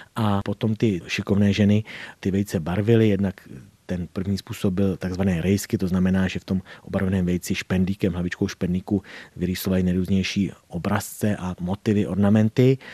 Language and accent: Czech; Doudlebsko, South Bohemian Region, Czechia; u nás na Rudebsku